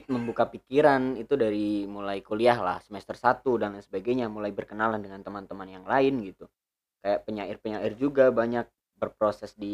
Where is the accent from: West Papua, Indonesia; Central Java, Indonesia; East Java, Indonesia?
Central Java, Indonesia; Pemalang; di kampungku sendiri di kota bukan kota sih kabupaten Pemalang